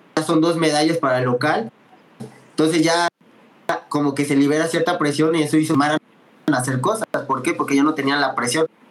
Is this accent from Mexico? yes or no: yes; Mexico; como buen mexicano